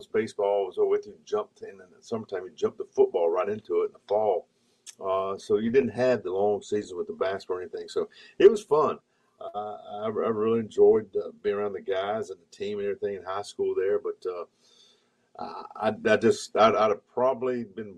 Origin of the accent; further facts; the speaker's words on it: Hickory, North Carolina, United States; also born or lived in Asheville, North Carolina; I was born in Nashville. I grew up in Hickory